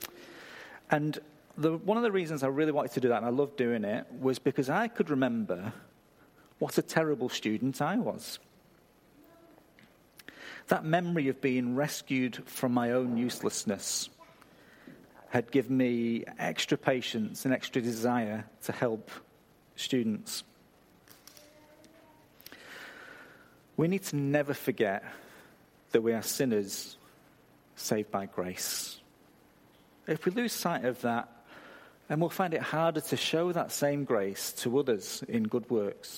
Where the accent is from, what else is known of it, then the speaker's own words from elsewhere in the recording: England, United Kingdom; moved away; I come from a country where you apologise when somebody else bumps into you